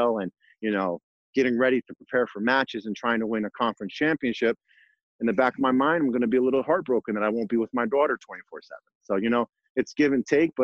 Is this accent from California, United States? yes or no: no; New Jersey, United States; moved away; I'm from New Jersey, and originally my family's from Puerto Rico